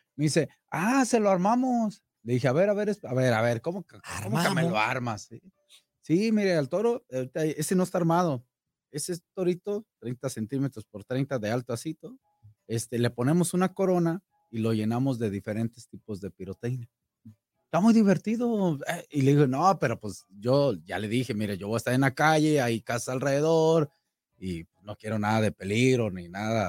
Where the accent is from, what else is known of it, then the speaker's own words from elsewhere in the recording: La Piedad, Michoacán, Mexico; moved away; mi tierra, allá en mi pueblo, en La Piedad